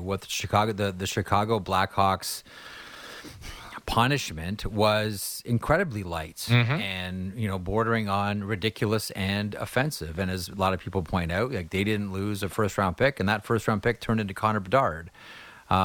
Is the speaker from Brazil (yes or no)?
no; Canada; as a Canadian